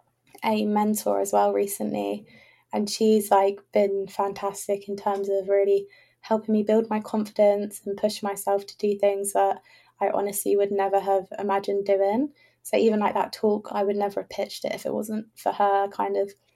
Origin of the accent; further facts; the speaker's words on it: England, United Kingdom; I assumed, oh, I'm an English person.